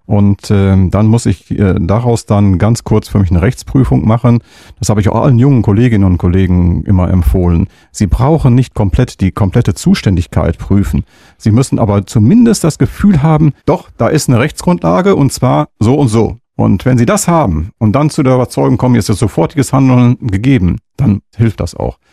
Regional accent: Münster, North Rhine-Westphalia, Germany; dass wir wirklich gebürtige Münsteraner sind

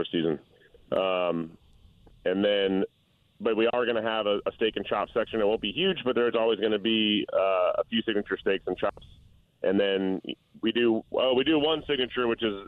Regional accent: New Orleans, Louisiana, United States; I'm from New Orleans

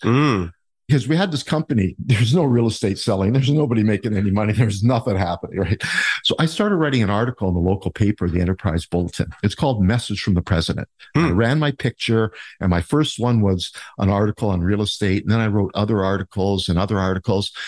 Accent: Niagara Falls, Ontario, Canada; also born or lived in Port Weller, Ontario; was born and raised in the Niagara area, born in Port Weller actually

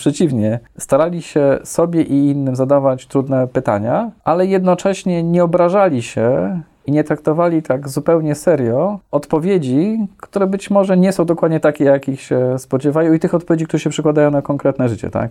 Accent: Warsaw, Masovian Voivodeship, Poland; jestem urodzony w Warszawie

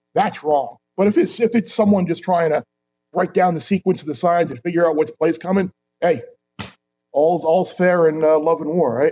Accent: New York, United States; growing up in New York

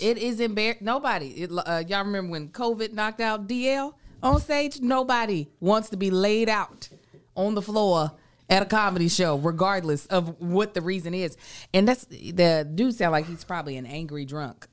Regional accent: Lexington, Kentucky, United States; now in Los Angeles, United States; we are in my hometown.

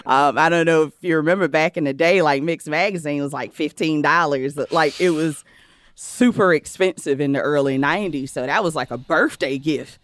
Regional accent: Cheraw, South Carolina, United States; now in New York, United States; I'm from a rural, small town in South Carolina called Shaw. South Carolina

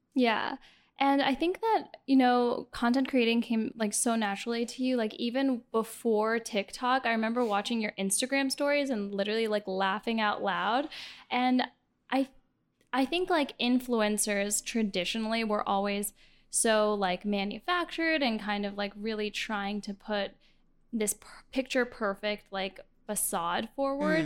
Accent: Miami, Florida, United States; I'm from Miami

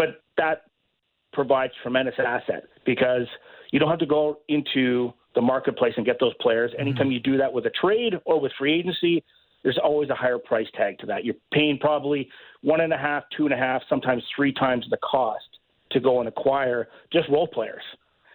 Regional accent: Vernon, British Columbia, Canada; my hometown, Vernon Vipers

